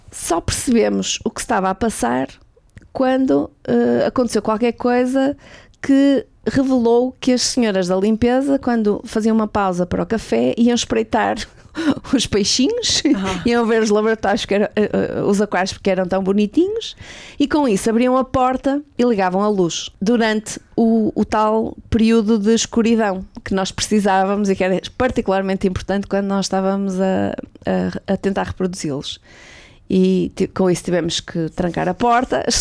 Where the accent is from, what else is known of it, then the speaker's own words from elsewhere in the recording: Portugal; also born or lived in Finland / Sweden / Lisbon; Como boa portuguesa